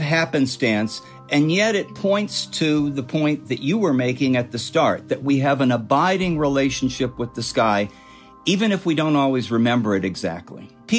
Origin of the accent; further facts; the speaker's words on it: Illinois, United States; now in Southern California, United States; My parents moved out to Southern California in 1957. You know, I came from Illinois. There were seasons in Illinois